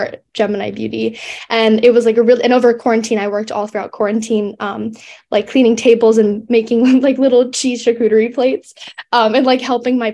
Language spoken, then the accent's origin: English; near Santa Barbara and LA, California, United States; growing up near Santa Barbara